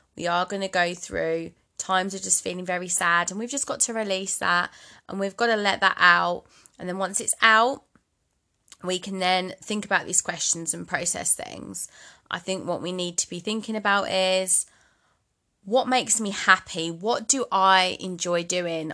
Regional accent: Bromley, London, United Kingdom; moved away as an adult; also born or lived in Midlands; now in Cumbria, United Kingdom; I'm from London originally. Borderlines Kent, actually, Bromley Kent.

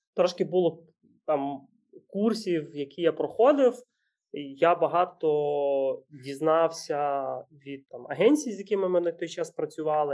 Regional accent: Ukraine; ми народились в Україні

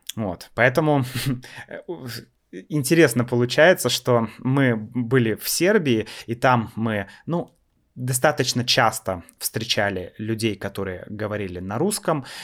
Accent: Russia; мы из России

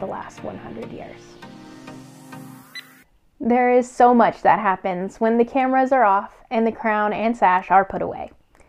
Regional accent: El Dorado, Kansas, United States; I'm from Eldorado, Kansas

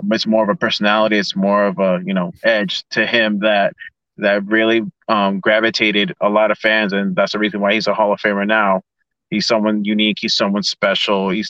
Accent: Ecuador; getting to wrestle in in in my home country of Ecuador

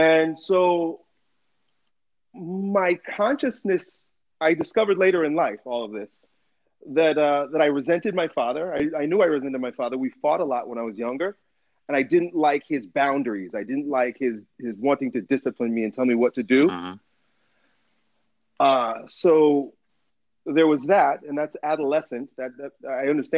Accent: United States; I grew up here in America, in American schools

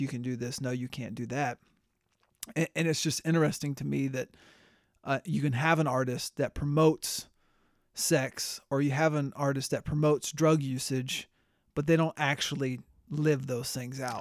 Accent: Tampa, Florida, United States; growing up in Tampa

